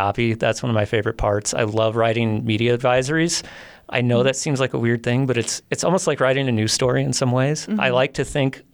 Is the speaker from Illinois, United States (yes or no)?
no; St. Louis, Missouri, United States; moved away as an adult; also born or lived in Colorado / Jackson Hole, Wyoming; now in Utah, United States; I'm from St. Louis